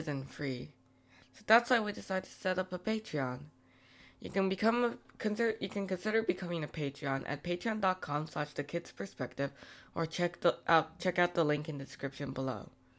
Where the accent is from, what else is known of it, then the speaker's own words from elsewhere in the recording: Canada; as a Canadian